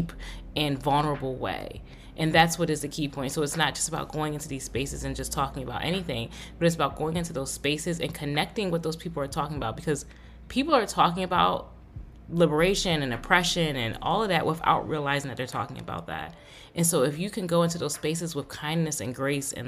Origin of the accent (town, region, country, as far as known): United States